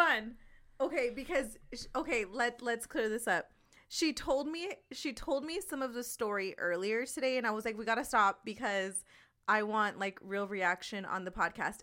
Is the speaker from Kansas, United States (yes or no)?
no; West Coast of California, United States; I'm from the West Coast of California